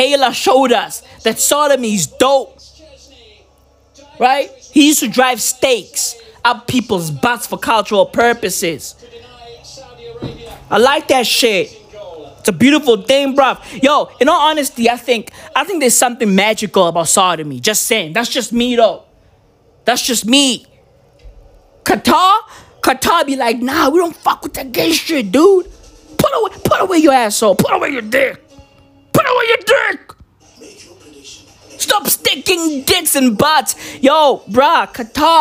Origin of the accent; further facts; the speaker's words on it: South Africa; I'm South African